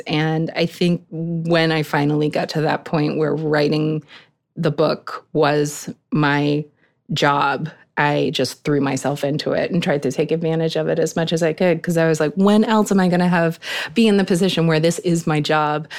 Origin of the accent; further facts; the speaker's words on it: Eastern Maine, United States; I grew up in Eastern Maine